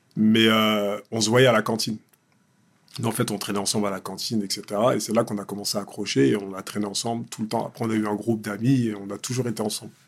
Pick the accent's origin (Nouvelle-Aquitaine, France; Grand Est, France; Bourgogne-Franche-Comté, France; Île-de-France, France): Île-de-France, France; Évry-Courcouronnes; j'ai grandi dans un quartier bah, populaire, tu vois. À Évry-Courcouronne